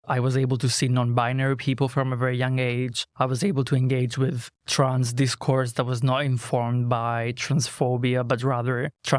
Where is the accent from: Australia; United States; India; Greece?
Greece; English is a second language; So I grew up in a very conservative area. Greece is Christian Orthodox.